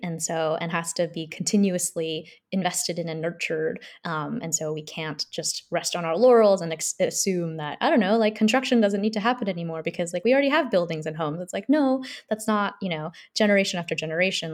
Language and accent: English; Seoul, South Korea; now in United States; so I'm a South Korean immigrant. I grew up in Seoul my whole family's from Seoul